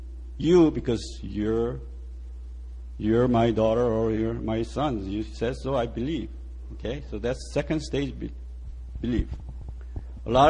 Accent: Seoul, South Korea; moved away as an adult; also born or lived in United States; now in Yanji, China; I was born in Seoul, and I went to U.S. When I was 17

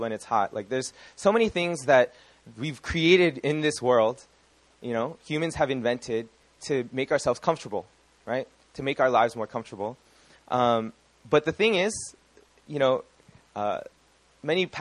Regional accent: California, United States; I am from California

